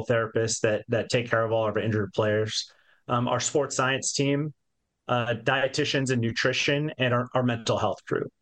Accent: Yakima, Washington, United States; I grew up in Yakima, Washington, right there in South Central Washington.

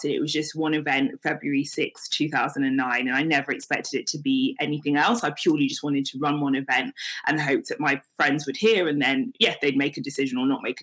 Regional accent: Nigeria; We weren't Christian because they were Christian or because we're Nigerian.

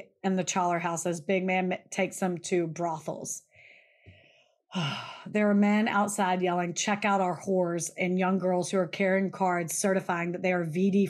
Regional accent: the South, United States; Y'all, we're from the South. It's just, we have weird names.

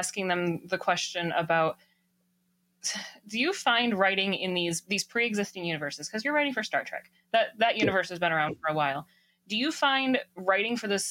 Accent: Michigan, United States; it's Michigan. It's not like it's that big of a state. It's a 3-hour drive from where I grew up

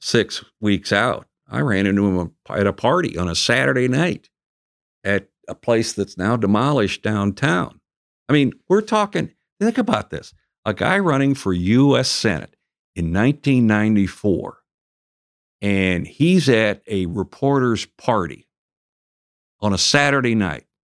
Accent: area outside the Twin Cities, Minnesota, United States; moved away; I grew up until about the age I went to college in an uh, area outside of uh, the Twin Cities

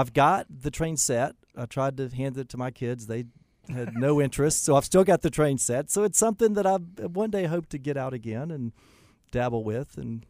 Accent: Douglasville, Georgia, United States; You know, I grew up mostly in Douglasville, Georgia.

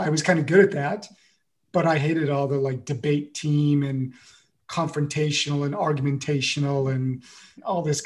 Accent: United States; moved away as an adult; now in France; I'm the one American, I'm the American

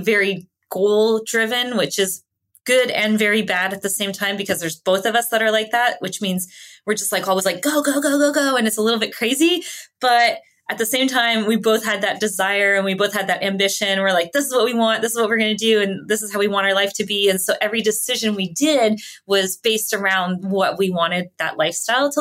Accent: Canada; first language English; I was born and raised in Canada

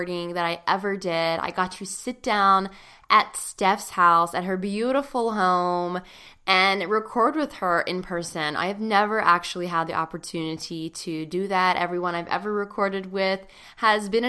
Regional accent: Pittsburgh, Pennsylvania, United States; right here in Pittsburgh, my hometown

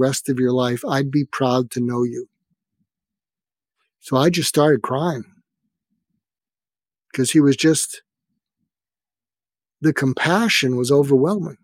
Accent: Boston, Massachusetts, United States; moved away as an adult; also born or lived in Berkeley, California / Topeka, Kansas; I grew up in Boston, and I went to college in Berkeley, California, and I was going back to medical school in Boston

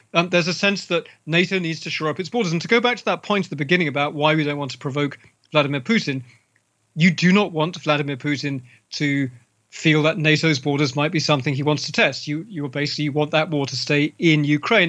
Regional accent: London, United Kingdom; my hometown of London. You know, I grew up as a child in London.

